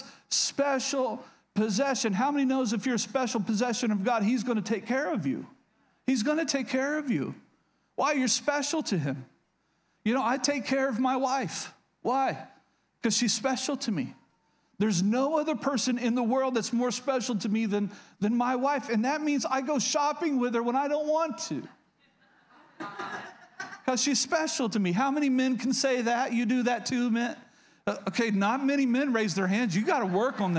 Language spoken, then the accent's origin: English; Oklahoma, United States; I grew up in Oklahoma, so yeah, I've been hunting